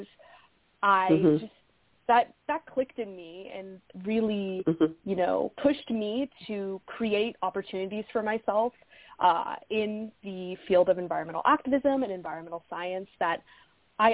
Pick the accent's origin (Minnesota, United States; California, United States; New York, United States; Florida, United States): California, United States; born or raised there